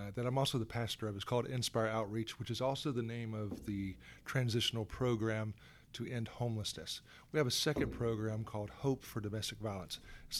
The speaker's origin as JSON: {"language": "English", "area": "Gwinnett County", "region": "Georgia", "country": "United States", "tie": "born or raised there", "also_born_or_lived": "Atlanta, Georgia / Macon, Georgia / Columbus, Georgia / Valdosta, Georgia", "said": "I was born in Atlanta, Georgia, back in 66, down at Crawford Long Hospital. But I grew up here in Gwinnett County on the Stone Mountain Lilburn side at that time. I went to Parkview High School."}